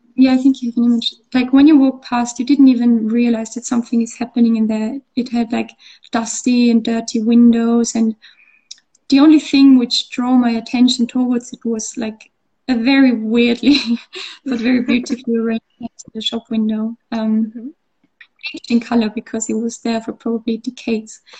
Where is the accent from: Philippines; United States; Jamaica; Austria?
Austria; English is a second language; moved away as an adult; now in Bath, United Kingdom; I grew up in Austria, so we would have the mountains and the lakes, but we wouldn't have the sea